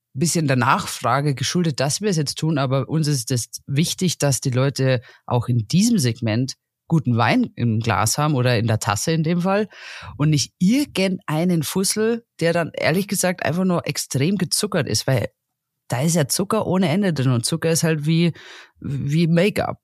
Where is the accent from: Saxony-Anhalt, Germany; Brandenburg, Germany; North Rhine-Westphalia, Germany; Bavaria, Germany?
Bavaria, Germany; near Salzburg; bei uns in der Region, da speziell wo ich herkomme, wir sind ja kurz vor Salzburg